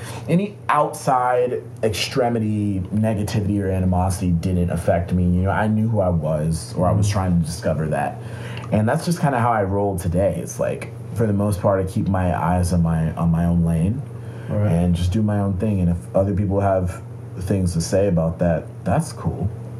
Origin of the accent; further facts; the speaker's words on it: Atlanta, Georgia, United States; Atlanta, Georgia.